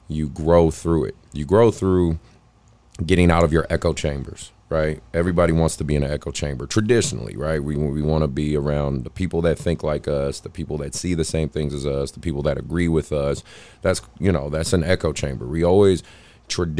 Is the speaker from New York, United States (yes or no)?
no; Oakland, California, United States; I'm from Oakland. I'm literally from Oakland.